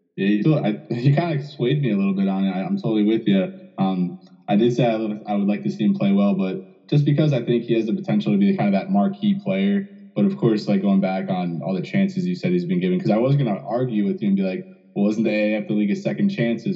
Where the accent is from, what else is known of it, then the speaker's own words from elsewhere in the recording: New Jersey, United States; growing up in New Jersey